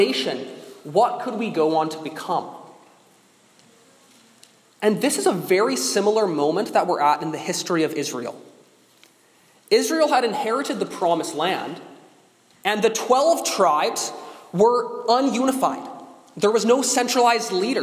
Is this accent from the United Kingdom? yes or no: no; Canada; now in United States; I am a Canadian